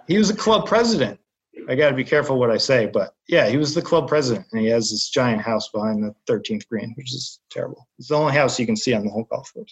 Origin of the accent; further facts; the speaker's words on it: Southern New Hampshire, United States; moved away as an adult; now in Boston, United States; I grew up in New Hampshire.